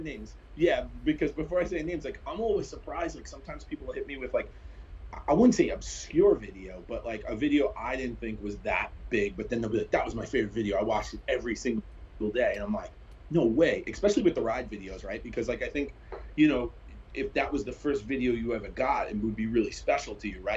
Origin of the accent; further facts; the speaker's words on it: New York City, New York, United States; I grew up in Brooklyn, New York